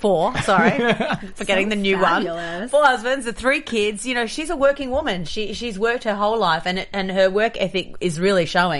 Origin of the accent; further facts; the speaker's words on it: Australia; moved away; I'm an Aussie